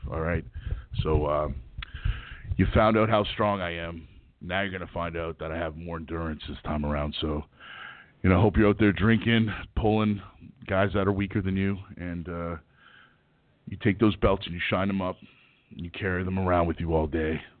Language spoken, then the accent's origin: English; Canada; now in United States; I mean, I'm not from Canada. Well, I was from Canada, but I left there to come better myself in America.